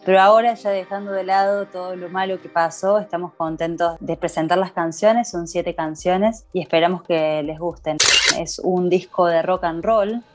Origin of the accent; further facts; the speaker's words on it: Córdoba, Argentina; soy una artista cordobesa